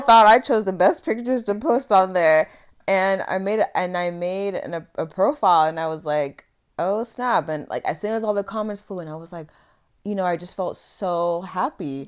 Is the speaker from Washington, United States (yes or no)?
yes; Vancouver, Washington, United States; I grew up in Vancouver, Washington